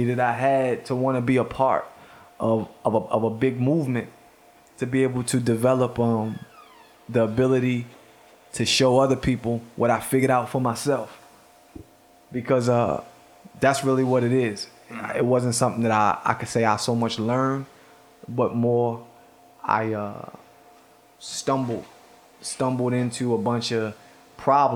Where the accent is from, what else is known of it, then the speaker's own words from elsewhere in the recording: Baltimore, Maryland, United States; I'm from Baltimore.